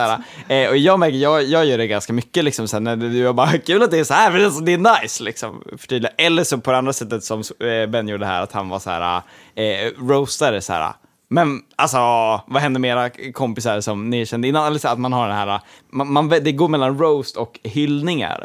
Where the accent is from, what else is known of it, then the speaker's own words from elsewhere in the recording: Gotland, Sweden; som gotlänning